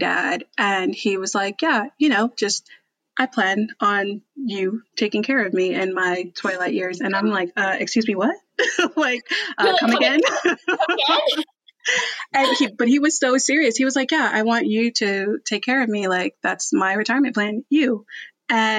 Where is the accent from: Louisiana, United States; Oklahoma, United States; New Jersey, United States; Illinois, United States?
New Jersey, United States; moved away as an adult; also born or lived in New York; now in Texas, United States; I'm from New Jersey